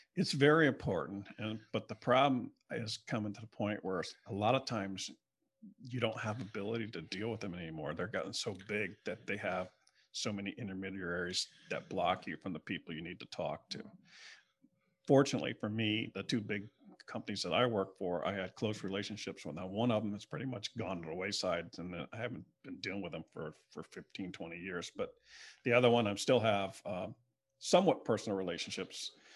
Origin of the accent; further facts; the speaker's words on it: Broward County, South Florida, United States; also born or lived in Palm Beach County, Florida / Lake Worth, Florida; now in West Palm Beach, United States; I grew up in South Florida, down in South Broward area, and then, uh, moved up, the family moved up in the middle of my high school years in, um, in nineteen seventy-two to Palm Beach County.